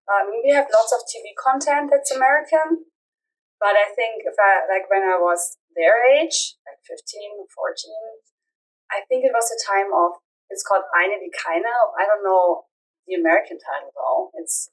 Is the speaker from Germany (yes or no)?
yes; Germany; I'm from Germany.